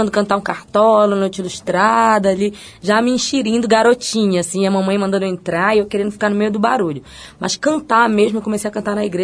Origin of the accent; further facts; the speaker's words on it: Belém, Pará, Brazil; Eu sou de Belém, nascida em Belém.